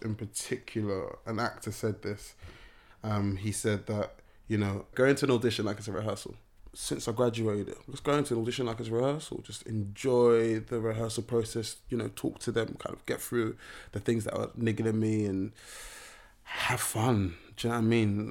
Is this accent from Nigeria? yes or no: yes; Nigeria; being Nigerian